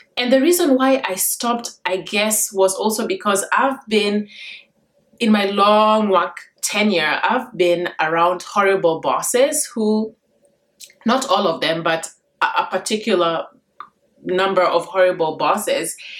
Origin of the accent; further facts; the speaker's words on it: Kenya; now in United States; I grew up in Kenya and I was in a very difficult education system